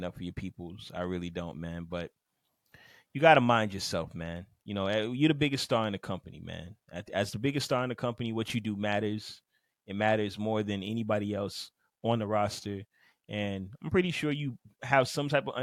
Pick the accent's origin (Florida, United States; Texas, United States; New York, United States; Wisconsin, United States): Florida, United States; Miami; I'm from Miami.